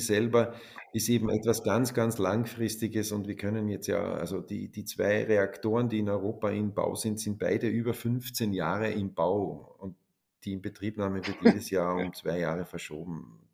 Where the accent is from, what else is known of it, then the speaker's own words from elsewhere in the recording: Austria; als Österreicher